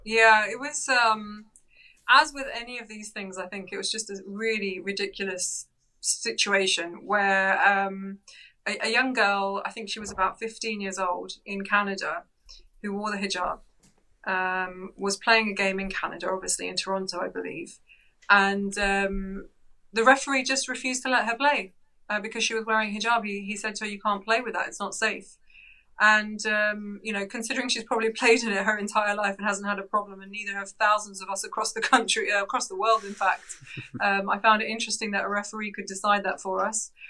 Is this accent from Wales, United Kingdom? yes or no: no; London, United Kingdom; we actually grew up in North London in Edgware.